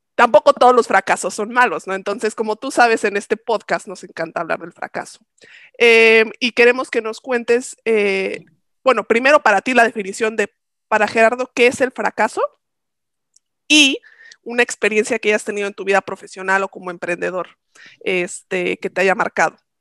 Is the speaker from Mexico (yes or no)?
yes; Mexico; como buenos mexicanos